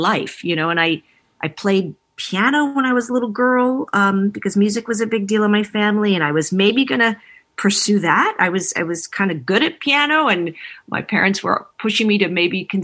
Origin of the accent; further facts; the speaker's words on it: New York City, New York, United States; I grew up in New York City, so I was in a location where I had easy exposure to theater and the arts